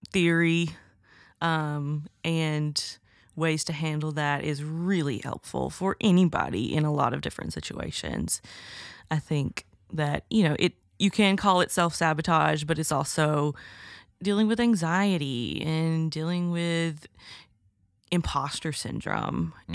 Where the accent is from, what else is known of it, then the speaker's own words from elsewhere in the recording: Alabama, United States; I'm from Alabama